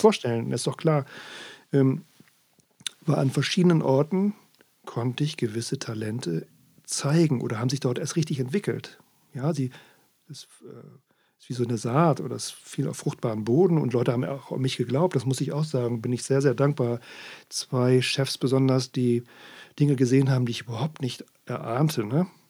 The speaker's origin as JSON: {"language": "German", "town": "Worpswede", "region": "Lower Saxony", "country": "Germany", "tie": "born or raised there", "moved": "yes", "lives_now": "Sylt, Germany", "said": "in meiner Heimat"}